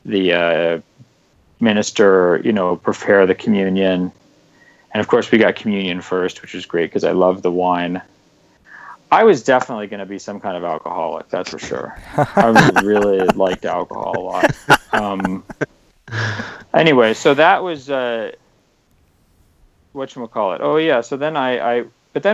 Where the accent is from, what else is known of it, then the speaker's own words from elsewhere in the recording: Chevy Chase, Maryland, United States; I'm from a suburb called Chevy Chase, which is... Yeah, it's pretty much a really wealthy white suburb of a city that's really horribly racially divided.